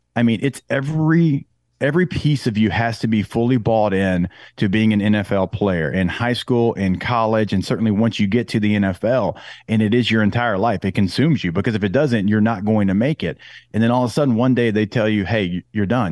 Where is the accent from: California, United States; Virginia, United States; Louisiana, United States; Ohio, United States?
Louisiana, United States; New Orleans; moved away as an adult; also born or lived in San Diego / Denver; the hometown Saints call. And I grew up a huge Saints fan.